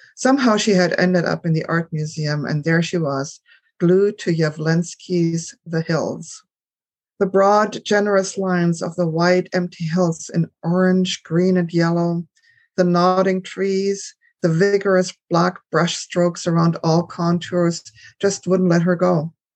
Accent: Germany; moved away; I grew up in Germany

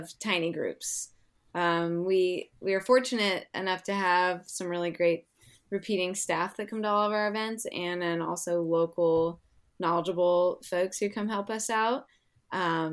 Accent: Seattle, Washington, United States; I'm from Seattle area

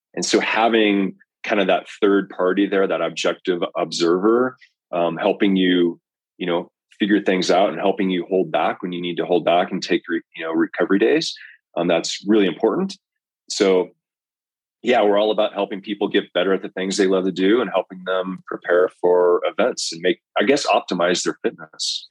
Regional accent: Colorado, United States; also born or lived in Belgium; I grew up here in Colorado

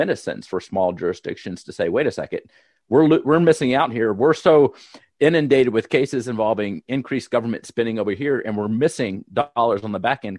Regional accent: Pennsylvania, United States; In my home state of Pennsylvania, I'm currently sitting 45 minutes from the state capitol

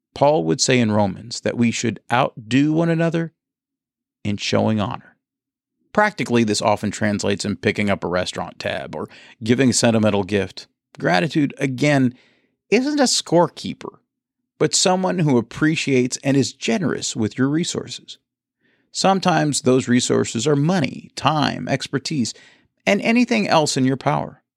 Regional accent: Bowling Green, Kentucky, United States; now in Tampa, United States; I grew up in Bowling Green, Kentucky

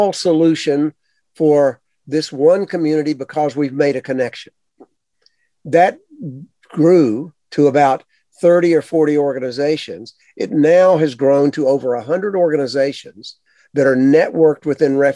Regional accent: the South, United States; I grew up in the South

